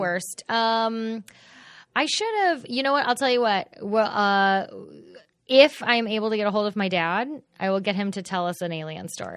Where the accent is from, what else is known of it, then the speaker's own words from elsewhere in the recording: Fort Worth, Texas, United States; I grew up in Fort Worth